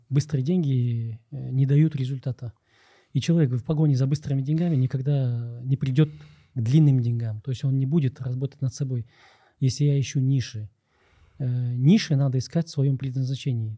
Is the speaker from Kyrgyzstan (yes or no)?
yes; Kyrgyzstan